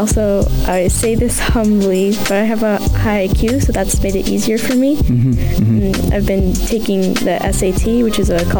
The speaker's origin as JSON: {"language": "English", "region": "Colorado", "country": "United States", "tie": "born or raised there", "also_born_or_lived": "Sharjah, UAE / Dubai / Jordan", "said": "I was born in Sharjah, and I grew up in Colorado, Dubai, and Jordan, and yeah, I spent most of my life in Colorado."}